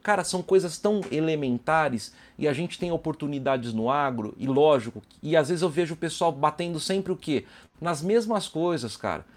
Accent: São Carlos, São Paulo, Brazil; moved away as an adult; now in São José dos Campos, Brazil; sou de São Carlos, apesar de morar em São José dos Campos

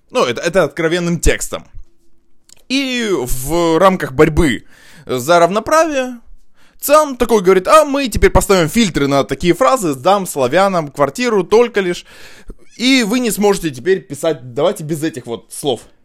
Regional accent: Russia

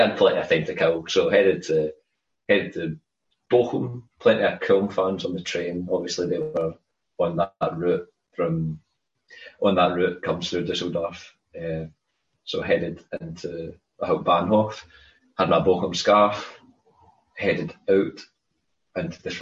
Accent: Scotland, United Kingdom; I'm Scottish, Loch Lomond.

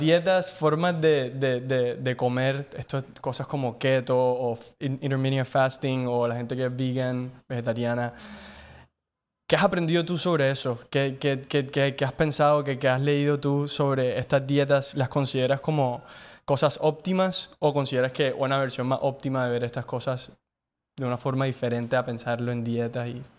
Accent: Cartagena, Bolívar, Colombia; creciendo también en Cartagena, como creo que crecimos todos

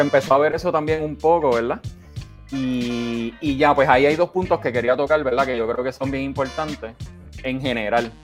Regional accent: Bayamón, Puerto Rico; moved away; also born or lived in Santurce; Nací en Santurce, pero, pero sí, de Bayamón.

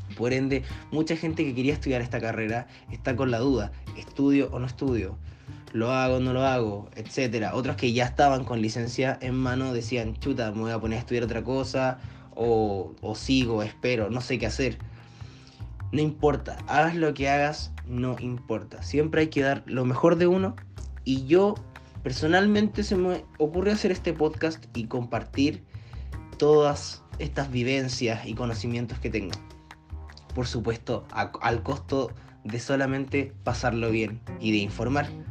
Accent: Viña del Mar, Valparaíso, Chile; soy de Chile, de la ciudad de Viña del Mar

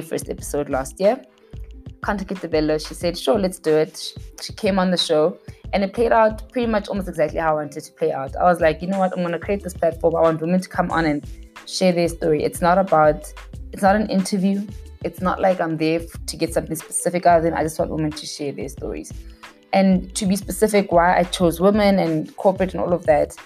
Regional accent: Mahikeng, North West, South Africa; moved away as an adult; also born or lived in Pretoria, South Africa; now in Johannesburg, South Africa; I was born and raised in Mafikeng.

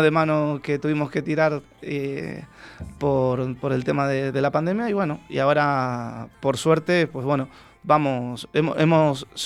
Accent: Argentina; uno facilita eh, a veces la manera de hablar para que te entiendan, porque si hablo como, en Argentina, pues hablas rápido

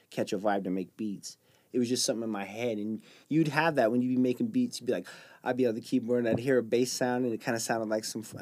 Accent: Jordan; obviously I grew up in Jordan.

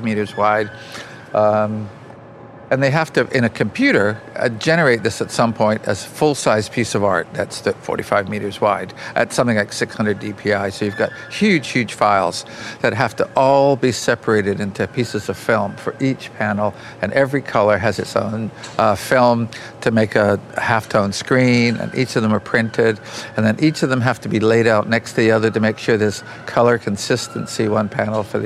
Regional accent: Beamsville, Ontario, Canada; also born or lived in Stoney Creek, Ontario; I grew up in rural Niagara area, Ontario, you know, just in that sort of Beamsville, Jordan, countryside.

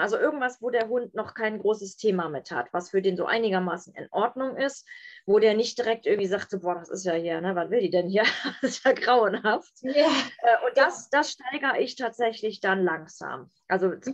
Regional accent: Bonn, North Rhine-Westphalia, Germany; Ich komme aus Bonn und da habe ich die mobile Hundeschule

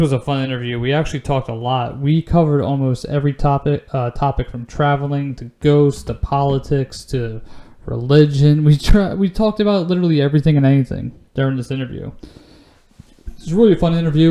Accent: Delaware County, Pennsylvania, United States; I'm from Delco.

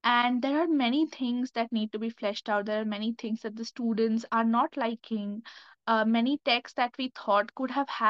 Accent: India; now in Delhi, India; I am from India.

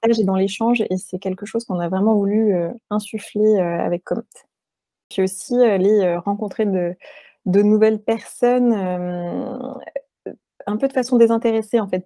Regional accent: France; also born or lived in New York, United States; On était françaises mais expatriées en même temps.

